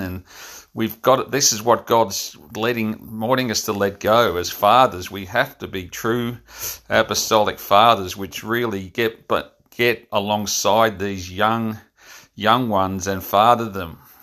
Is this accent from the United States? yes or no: no; Frankston, Victoria, Australia; my hometown of Frankston